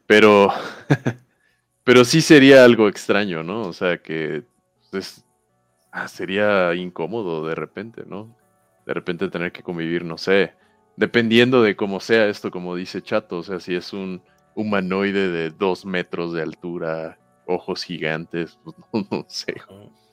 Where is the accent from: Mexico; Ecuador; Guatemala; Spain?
Mexico; Villahermosa, Tabasco; Yo soy de Villahermosa, ah. Tabasco